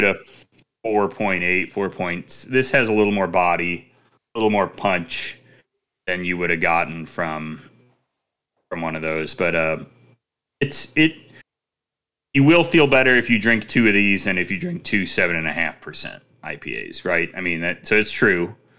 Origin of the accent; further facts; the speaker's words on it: Chicago, Illinois, United States; moved away; I'm from Chicago.